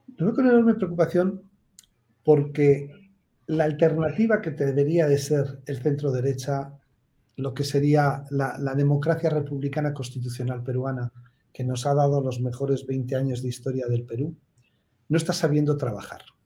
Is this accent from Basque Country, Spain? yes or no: yes; Basque Country, Spain; yo, que soy vasco